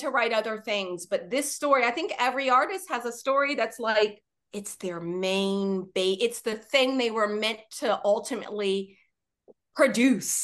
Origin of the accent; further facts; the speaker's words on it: Washington, District of Columbia, United States; Growing up in Washington, D.C.